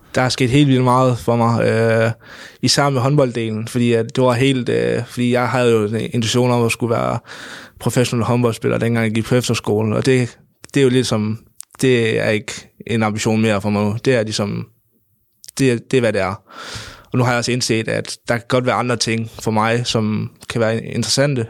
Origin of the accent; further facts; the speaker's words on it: North Jutland, North Denmark Region, Denmark; op i Nordjylland, øh, hvor jeg kommer fra